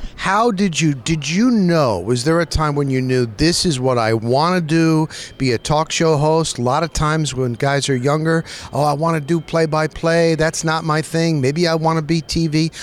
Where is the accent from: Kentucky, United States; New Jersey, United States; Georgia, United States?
New Jersey, United States; also born or lived in Scranton, Pennsylvania; I was raised in New Jersey, North Jersey.